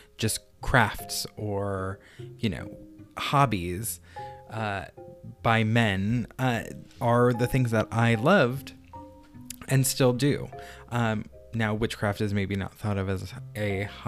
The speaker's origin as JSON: {"language": "English", "region": "Massachusetts", "country": "United States", "also_born_or_lived": "Brooklyn, New York", "moved": "yes", "lives_now": "Phoenix, United States", "said": "I'm 31 and I live in Phoenix, Arizona, but I come from Massachusetts by way of Brooklyn, New York."}